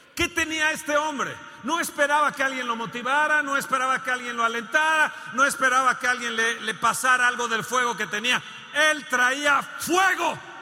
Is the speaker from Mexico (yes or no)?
yes; Mexico; México va a producir, mi tierra